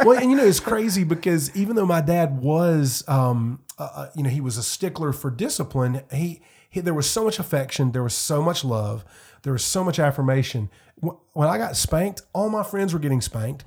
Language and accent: English; Fountain Inn, South Carolina, United States; I grew up in Greenville County, Fountain Inn, Simpsonville area